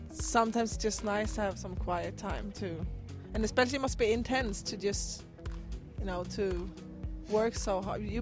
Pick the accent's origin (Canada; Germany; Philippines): Germany; I'm German too